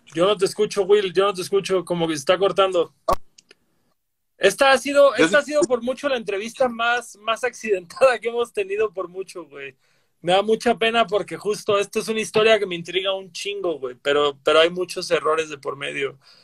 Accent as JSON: {"language": "Spanish", "town": "Cancún", "region": "Quintana Roo", "country": "Mexico", "moved": "yes", "lives_now": "Mexico City, Mexico", "said": "yo que soy de Cancún y que también soy de la playa, donde nunca hay temblores. Cuando acaba de mudarme al DF"}